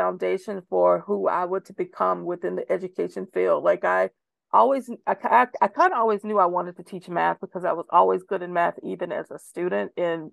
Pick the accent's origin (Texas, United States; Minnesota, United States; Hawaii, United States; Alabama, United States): Texas, United States; Corsicana; also born or lived in Dallas, Texas; my hometown, 30 miles more south, back to Navarro College in Corsicana.